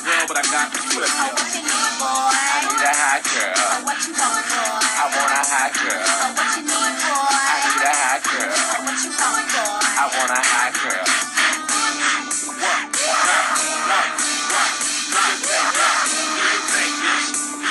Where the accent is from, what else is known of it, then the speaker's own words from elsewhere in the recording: Montgomery County, Maryland, United States; I grew up in Montgomery County, Maryland